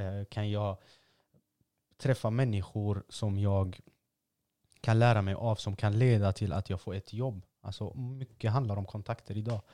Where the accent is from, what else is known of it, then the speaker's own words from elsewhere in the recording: Gothenburg, Västra Götaland, Sweden; man är från Angered